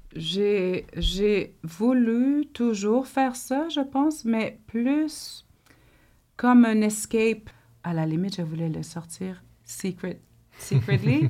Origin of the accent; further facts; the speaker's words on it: the North, Quebec, Canada; je viens du Nord. Je suis une mhm. fille du Nord.